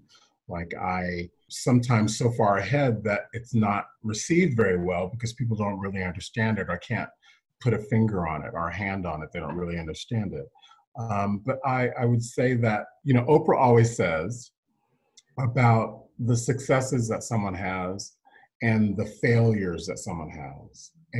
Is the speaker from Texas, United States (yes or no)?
yes; Texas, United States; if I'm from Texas, like you said, and I grew up in a military family, as you said, and I'm an only child.